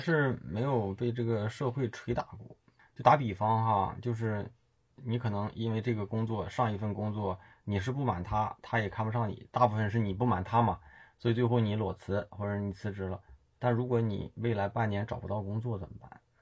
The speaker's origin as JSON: {"language": "Chinese", "country": "China", "said": "我们中国人"}